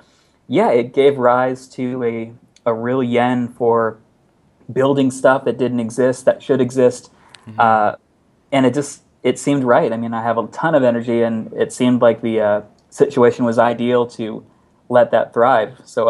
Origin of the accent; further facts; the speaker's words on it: Texas, United States; accent: Texas; Yeah, so I am from Texas originally. I haven't retained much of a Texas accent, which is probably for the better because it's a very weird, bizarre accent.